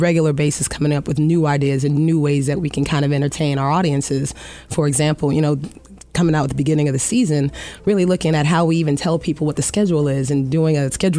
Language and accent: English; Miami, Florida, United States; You know, when I grew up in Miami, Florida.